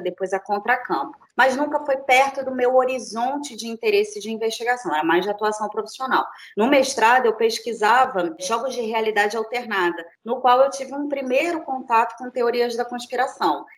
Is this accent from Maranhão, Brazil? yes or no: no; Rio de Janeiro, Brazil; now in Niterói, Brazil; sou do Rio de Janeiro, nasci no Rio de Janeiro, fiz uh, graduação também aqui em Niterói, vim morar em Niterói muito cedo, mais ou menos uns 15 anos